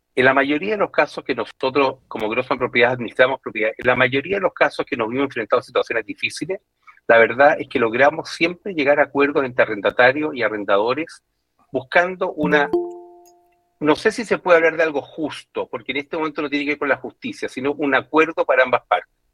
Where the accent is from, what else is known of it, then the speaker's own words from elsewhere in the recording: Chile; todos nosotros como chilenos